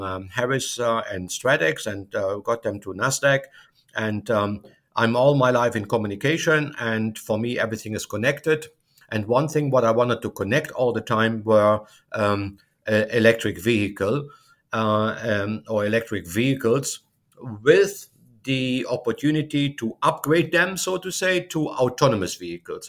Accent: Germany; moved away as an adult; now in United States; I'm originally from Germany

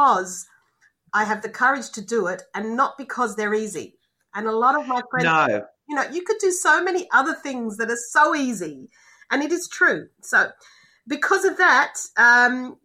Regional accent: Australia; moved away as an adult; as an Australian

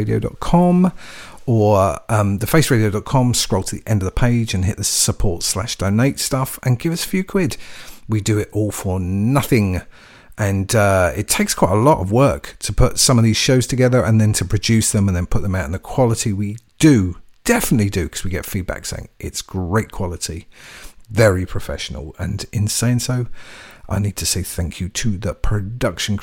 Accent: London, United Kingdom; we're brothers from North London

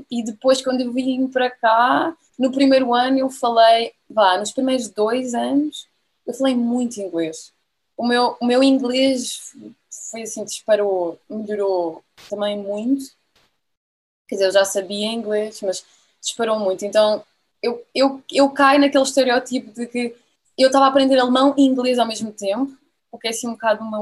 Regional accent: Lisbon, Portugal; moved away as an adult; also born or lived in Munich, Germany; now in Germany; eu sou uh, de Lisboa, um, sou de Lisboa, vivi a minha vida toda em Lisboa.

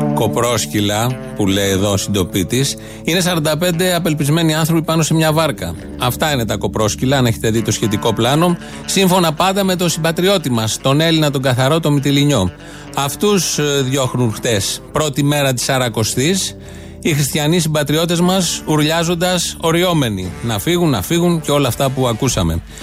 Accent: Greece; Έτυχε να γεννηθώ εδώ

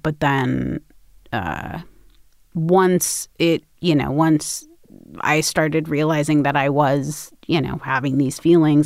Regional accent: Los Angeles, California, United States; I grew up in Los Angeles

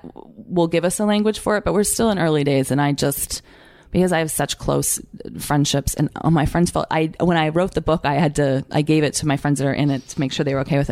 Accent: Canada; moved away; I'm Canadian

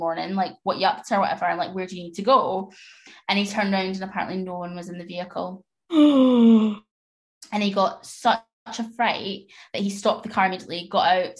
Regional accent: Scotland, United Kingdom; I'm obviously Scottish

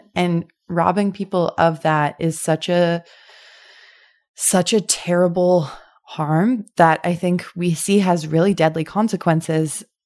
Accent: Winnipeg, Manitoba, Canada; I'm also from Winnipeg

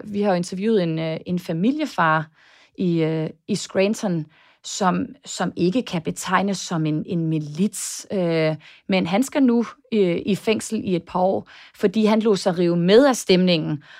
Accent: Denmark; now in United States; hjemme i Danmark

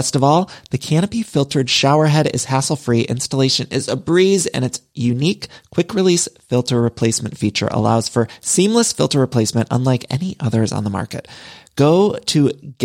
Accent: Midwest, United States; now in Los Angeles, United States; y'all know I'm from the Midwest, but I've lived in California for so long

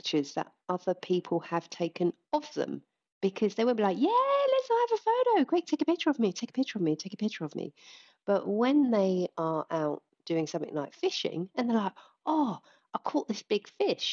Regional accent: United Kingdom; we're British

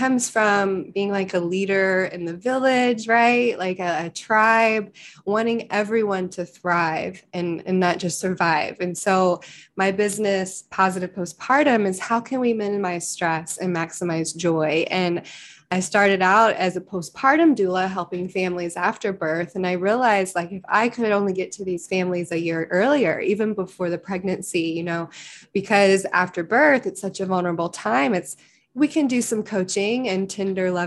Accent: Lexington, Kentucky, United States; growing up in Lexington, Kentucky, it's very the bluegrass region, the horse capital of the world, southern raised

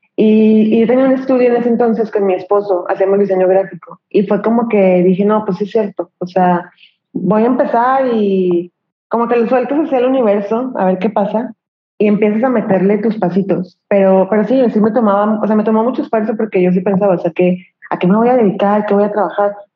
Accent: Torreón, Coahuila, Mexico; moved away as an adult; also born or lived in Mexico City; vivo en Torreón, me acabo de regresar a Torreón, Coahuila, soy norteña, pero estuve viviendo

